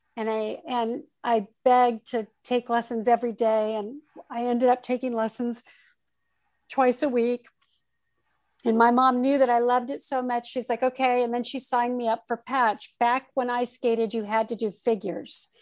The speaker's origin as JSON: {"language": "English", "town": "Torrance", "region": "California", "country": "United States", "tie": "born or raised there", "also_born_or_lived": "Oakland, California", "said": "I grew up in the South Bay area of Southern California and I'm a Southern California girl, really."}